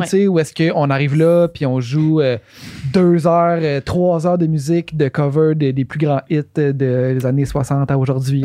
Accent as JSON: {"language": "French", "town": "Quebec City", "region": "Quebec", "country": "Canada", "said": "nous autres, on vient de Québec"}